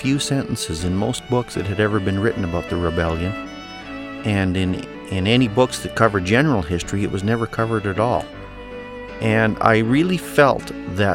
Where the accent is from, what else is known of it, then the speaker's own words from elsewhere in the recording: Taber-Vauxhall area of southern Alberta, Canada; I'm a farm and ranch boy, born and bred in the Tabor-Vauxhall area of southern Alberta, but I was raised just 3 miles from the Old Man River